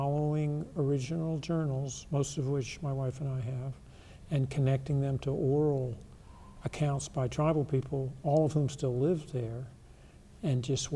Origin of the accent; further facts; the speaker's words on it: the Carolinas, United States; moved away; also born or lived in Eastern Washington; Where I grew up in the Carolinas, there was gold mining and precious mineral mining